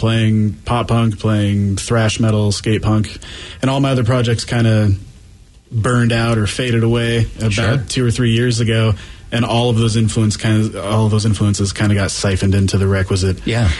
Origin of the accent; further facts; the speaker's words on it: Kenmore, Washington, United States; I am the singer and rhythm guitar player, and I grew up in Kenmore.